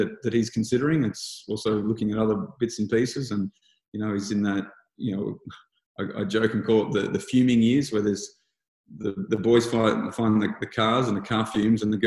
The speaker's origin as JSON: {"language": "English", "town": "Lismore", "region": "New South Wales", "country": "Australia", "tie": "born or raised there", "said": "I grew up in Lismore, New South Wales"}